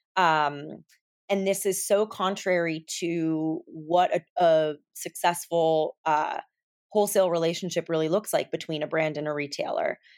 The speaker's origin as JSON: {"language": "English", "region": "California", "country": "United States", "tie": "born or raised there", "said": "I grew up in California"}